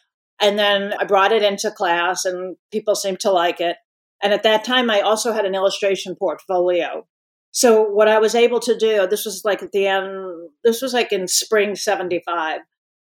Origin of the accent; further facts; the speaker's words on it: New York City, New York, United States; I grew up in Brooklyn in the 50s